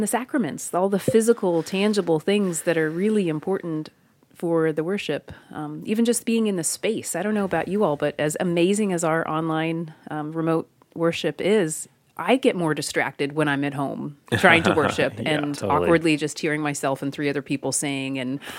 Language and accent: English; Kentucky, United States; I'm from Kentucky, by the way.